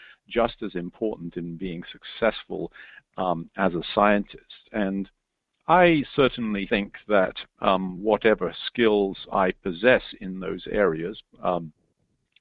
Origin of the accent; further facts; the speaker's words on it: England, United Kingdom; moved away as an adult; now in United States; I'm an Englishman born and bred, but I've lived in America now for over 30 years.